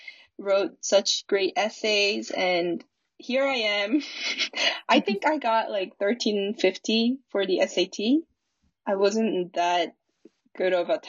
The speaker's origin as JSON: {"language": "English", "country": "South Korea", "moved": "as an adult", "said": "I was from Korea"}